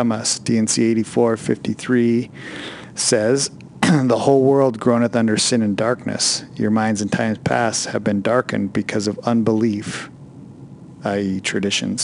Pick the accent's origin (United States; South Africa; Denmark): United States; North Idaho; We're two knuckleheads from North Idaho